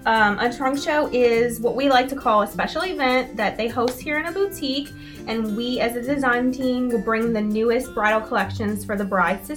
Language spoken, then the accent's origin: English; New Orleans, Louisiana, United States; moved away as an adult; now in New York, United States; I was born and raised right here in New Orleans